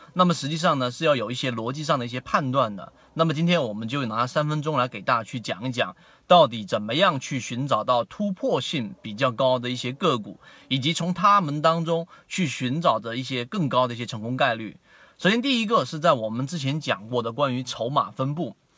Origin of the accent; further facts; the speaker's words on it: China; 我们中国人